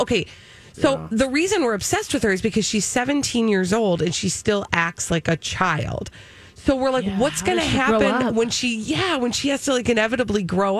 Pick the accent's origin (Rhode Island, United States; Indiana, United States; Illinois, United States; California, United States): Illinois, United States; Schaumburg; I grew up in Schaumburg.